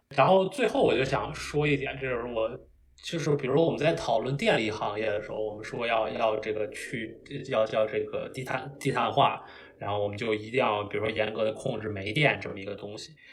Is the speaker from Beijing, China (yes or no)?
yes; Beijing, China; moved away as an adult; now in United States; 我本身是北京人，然后 当然我这个四，五年前就到美国来读书